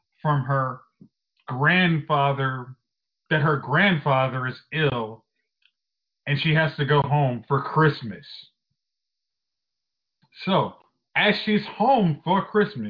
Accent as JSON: {"language": "English", "region": "Midwest", "country": "United States", "said": "I'm from the Midwest"}